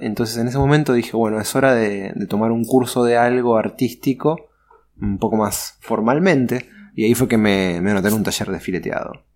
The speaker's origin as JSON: {"language": "Spanish", "region": "Buenos Aires", "country": "Argentina", "said": "soy porteño de Buenos Aires, nací en el año 82"}